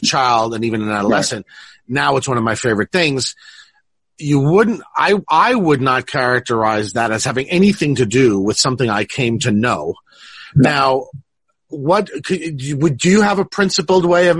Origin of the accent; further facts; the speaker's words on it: Italy; growing up in Italy